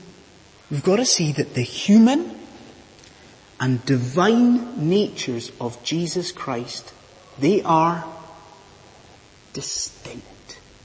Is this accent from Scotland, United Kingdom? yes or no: yes; Scotland, United Kingdom; moved away; judging by my weird accent, I am from a land far, far away. I am from Bonnie, Scotland